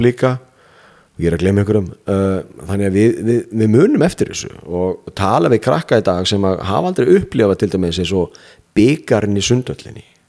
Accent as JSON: {"language": "Icelandic", "town": "Ísafjörður", "region": "Westfjords", "country": "Iceland", "tie": "born or raised there", "moved": "yes", "said": "frá Ísafyrði sem er minn heimabær"}